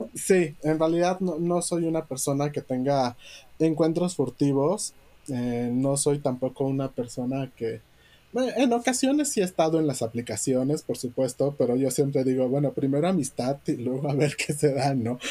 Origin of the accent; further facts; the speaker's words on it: Yucatán, Mexico; moved away as an adult; also born or lived in Mexico City; son mis raíces porque yo nací en Yucatán, porque amo mi tierra